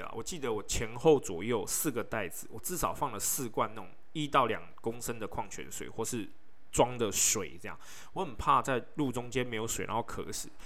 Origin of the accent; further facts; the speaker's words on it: Taiwan; 我是从台湾来的